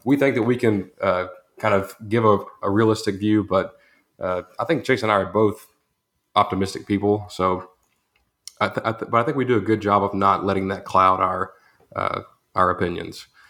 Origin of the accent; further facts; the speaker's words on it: Groesbeck, Texas, United States; I'm from Gross Beck, Texas